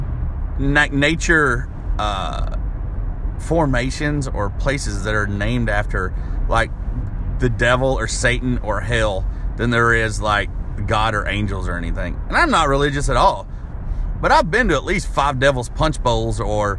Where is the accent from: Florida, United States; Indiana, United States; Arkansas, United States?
Arkansas, United States; now in Nashville, United States; my hometown in Arkansas